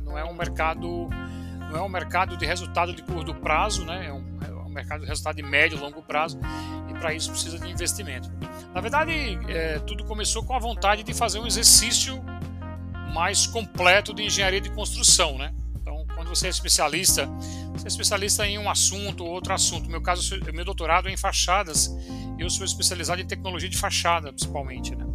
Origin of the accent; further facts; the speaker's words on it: João Pessoa, Paraíba, Brazil; moved away as an adult; now in São Paulo, Brazil; vim para São Paulo, sou de João Pessoa. É, estudei lá na Universidade Federal, vim para São Paulo fazer mestrado